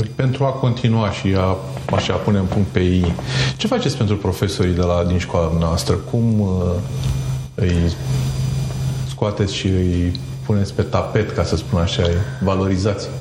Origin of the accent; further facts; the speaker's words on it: Romania; Noi, ca și români